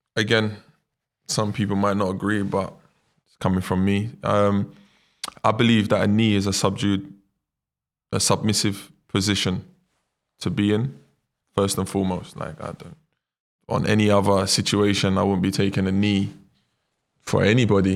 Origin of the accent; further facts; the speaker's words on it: London, United Kingdom; moved away as an adult; also born or lived in Brazil; my mum and dad was the first out of all their friends in East London to have their own apartment